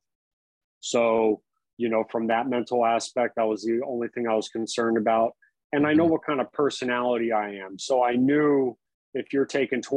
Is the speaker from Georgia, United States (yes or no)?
no; Florida, United States; also born or lived in New York / Chicago; growing up in Florida